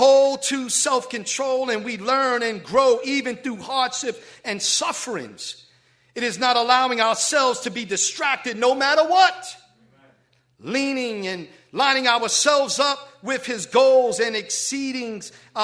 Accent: New York City, New York, United States; moved away; growing up in the Bronx

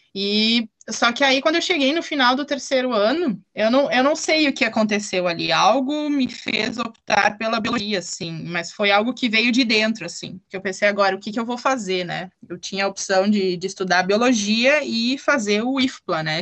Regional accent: Ivoti, Rio Grande do Sul, Brazil; eu sou aqui de Voti, eu nasci e moro aqui em Voti

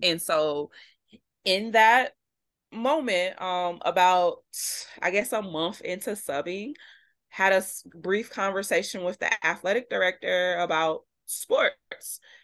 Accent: Midwest, United States; moved away as an adult; now in Vermont, United States; We're from the Midwest

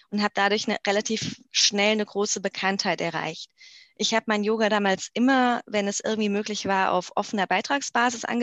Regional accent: Mainz, Rhineland-Palatinate, Germany; Vorher ähm, bin ich in Mainz oder in der Nähe von Mainz groß geworden

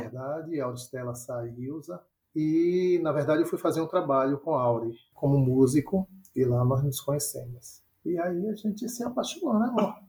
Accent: Salvador, Bahia, Brazil; moro em Salvador. Nascido e criado em Salvador

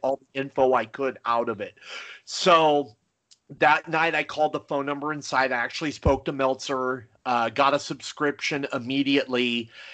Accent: near Los Angeles, California, United States; growing up near Los Angeles

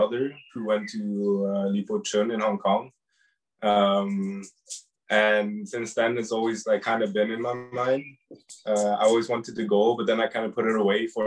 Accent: Norway; I'm from Norway.

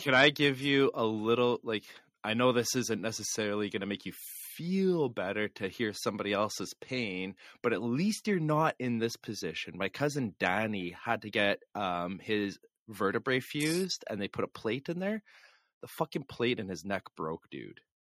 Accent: Canada; We're just Canadian hosers.

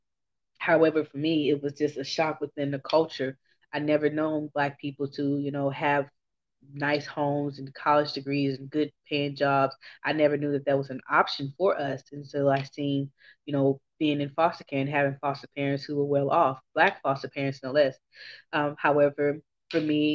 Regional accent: Houston, Texas, United States; I'm from Houston, Texas. I was born and bred

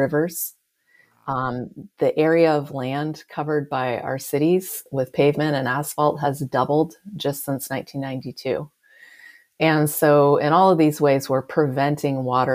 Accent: California, United States; I'm from California

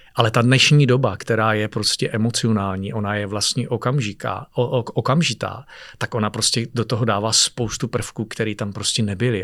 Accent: Czechia; jsem Čech

